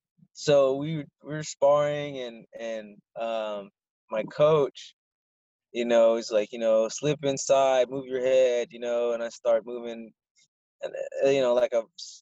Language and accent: English; Barstow, California, United States; I grew up mostly in Barstow, California. It's like a small desert town.